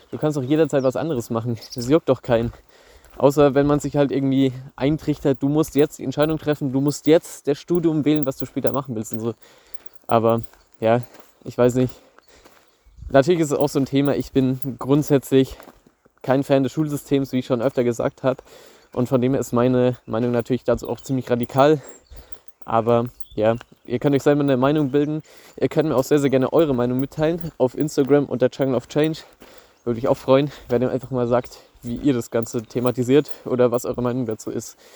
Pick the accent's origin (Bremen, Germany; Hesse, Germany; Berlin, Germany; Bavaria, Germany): Bavaria, Germany; Bei uns in Bayern ist es so, dass du auch noch ein Praktikum machen musst in der FOS.